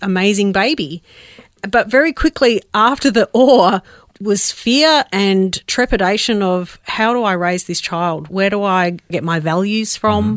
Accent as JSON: {"language": "English", "town": "Adelaide", "region": "South Australia", "country": "Australia", "tie": "born or raised there", "also_born_or_lived": "Melbourne", "said": "I was born in Melbourne, uh, but we moved to Adelaide when I was about five, uh, f-, for my dad's work"}